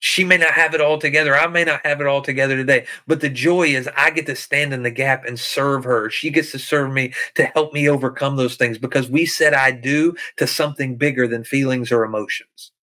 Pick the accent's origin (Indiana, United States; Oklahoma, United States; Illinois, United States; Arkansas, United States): Arkansas, United States; backwoods; moved away as an adult; I'm a poor white boy from backwoods Arkansas